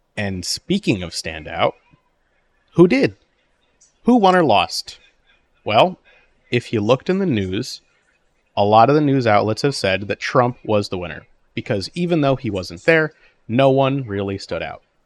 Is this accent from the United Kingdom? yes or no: no; New Jersey, United States; I'm from Jersey